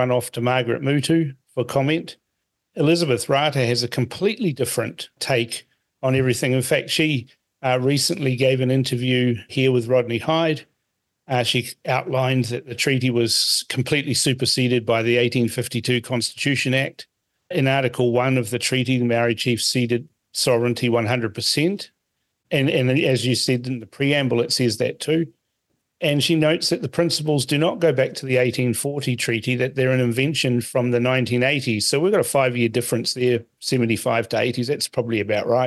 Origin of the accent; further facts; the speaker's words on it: Fiji; now in New Zealand; I was born in Fiji. I'm a Kaiwiti